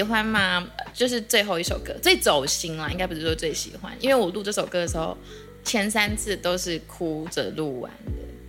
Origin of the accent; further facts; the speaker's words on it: Kaohsiung, Taiwan; moved away; also born or lived in Taipei; 我是高雄人